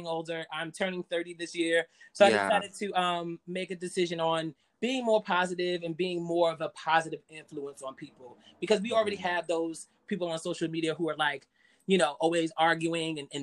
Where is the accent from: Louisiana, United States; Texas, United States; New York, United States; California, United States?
New York, United States; I'm from New York, born and raised, been here all my life, haven't been anywhere else